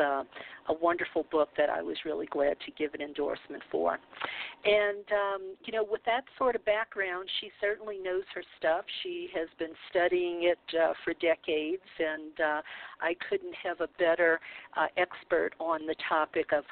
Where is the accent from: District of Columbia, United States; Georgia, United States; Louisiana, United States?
Louisiana, United States; New Orleans; I come from New Orleans, the Bible Belt.